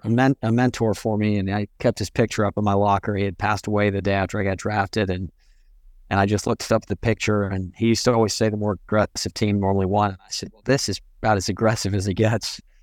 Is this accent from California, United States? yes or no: no; Pearland, Texas, United States; also born or lived in England; my Pearland, uh, it's the town I'm from outside of Houston